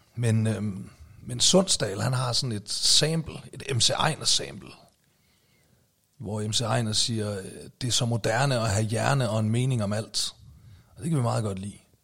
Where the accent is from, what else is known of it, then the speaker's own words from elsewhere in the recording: Aalborg, North Denmark Region, Denmark; moved away as an adult; den gamle nordjyde her